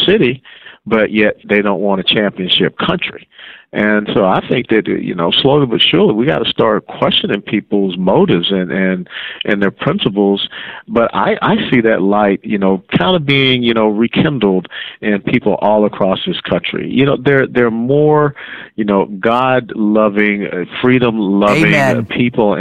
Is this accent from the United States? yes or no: yes; the South, United States; also born or lived in Atlanta; now in Texas, United States; growing up down south, we used to sing this little song in Sunday school